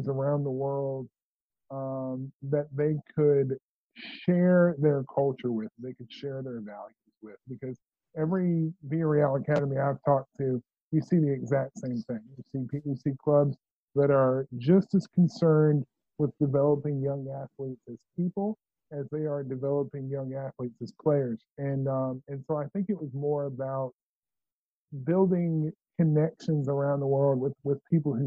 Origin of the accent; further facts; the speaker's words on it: near Fayetteville, North Carolina, United States; Fayetteville, North Carolina, which is not far from where I grew up